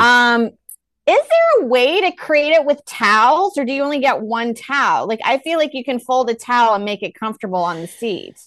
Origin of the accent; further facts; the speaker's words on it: Texas, United States; now in New York, United States; I'm from Texas